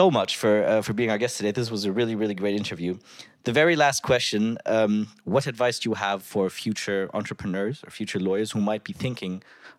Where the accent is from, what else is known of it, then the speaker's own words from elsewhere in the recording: Germany; also born or lived in Africa; we're from Germany.